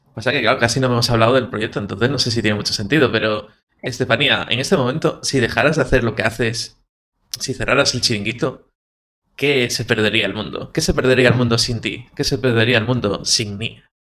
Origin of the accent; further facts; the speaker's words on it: Galicia, Spain; yo es que soy de, de Galicia